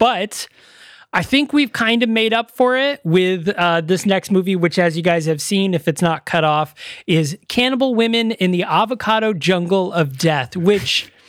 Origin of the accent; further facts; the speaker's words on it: Baldwinsville, New York, United States; I grew up in Baldwinsville and the Budweiser plant's right there.